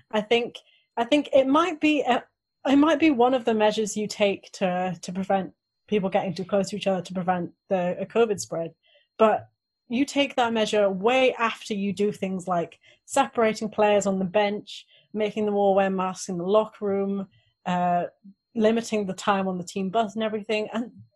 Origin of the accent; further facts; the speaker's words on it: Wales, United Kingdom; I grew up in Wales